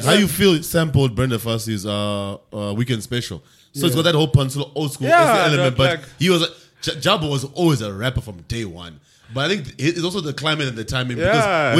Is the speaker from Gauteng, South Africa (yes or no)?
yes; Tembisa, Gauteng, South Africa; I'm from Tembisa, but I like hip hop.